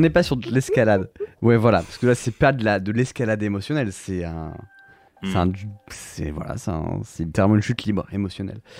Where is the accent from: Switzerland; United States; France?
France; Brittany; En tant que breton